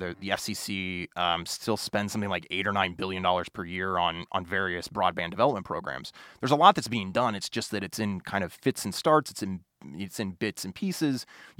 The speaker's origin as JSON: {"language": "English", "town": "Springfield", "region": "Illinois", "country": "United States", "said": "So, you know, I'm originally from Springfield, Illinois, but my grandparents lived in Olney, Illinois, which is a small little micropolitan area in southern Illinois."}